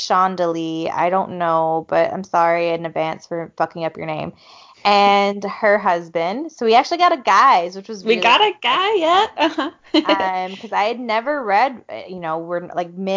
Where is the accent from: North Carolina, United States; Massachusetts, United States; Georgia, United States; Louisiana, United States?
Georgia, United States; I'm from Georgia